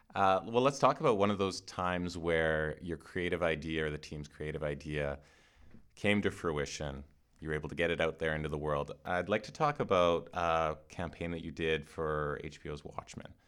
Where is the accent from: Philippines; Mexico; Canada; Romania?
Canada; I'm Canadian.